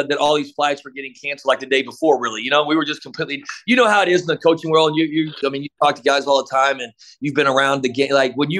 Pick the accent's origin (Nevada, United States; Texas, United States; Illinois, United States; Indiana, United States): Texas, United States; Midland; also born or lived in Dallas; now in El Paso, United States; I grew up in Midland, and we had a Southwest out of Midland